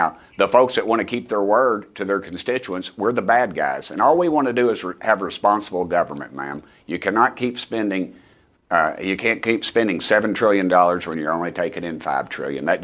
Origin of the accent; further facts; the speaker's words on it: East Tennessee, United States; I'm from East Tennessee